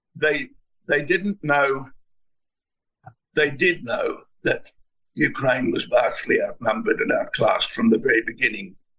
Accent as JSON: {"language": "English", "country": "Australia"}